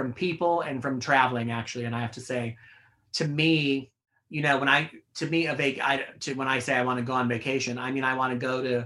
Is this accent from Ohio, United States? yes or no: no; outside Chicago, Illinois, United States; now in New York, United States; people I know who I grew up with outside Chicago